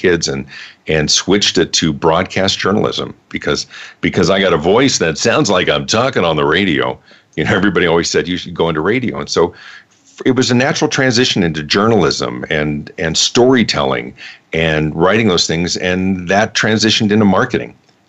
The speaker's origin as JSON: {"language": "English", "town": "Denver", "region": "Colorado", "country": "United States", "tie": "born or raised there", "also_born_or_lived": "Los Angeles, California", "said": "I grew up in the Denver area"}